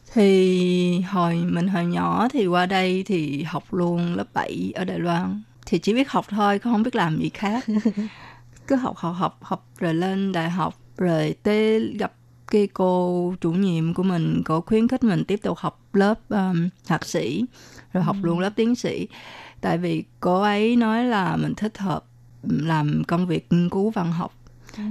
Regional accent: Vietnam; first language Vietnamese; now in Taiwan; mình ở Việt Nam mình nói bằng tiếng Việt, rồi mình học ở trường Việt, trường, rồi à, cũng học ở trường phổ thông cơ sở

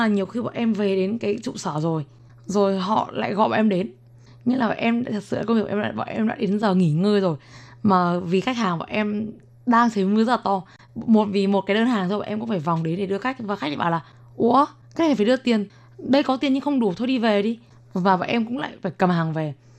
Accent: Vietnam; moved away as an adult; now in Taiwan; em nói tiếng việt thì bạn biết là em là người việt nam

